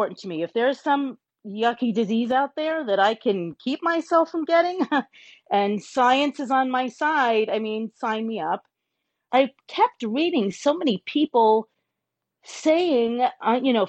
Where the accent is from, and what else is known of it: New York, United States; born or raised there; now in South Florida, United States